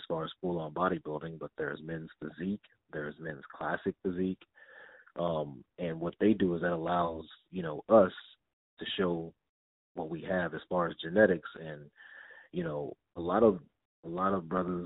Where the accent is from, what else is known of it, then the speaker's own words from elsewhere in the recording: Denton, Texas, United States; I'm a young little black kid from Denton, Texas.